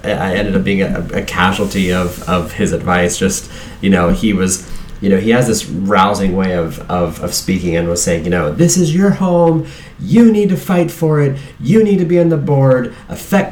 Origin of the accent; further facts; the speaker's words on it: Southwest Virginia, United States; now in Miami Beach, United States; a kid growing up in Southwest Virginia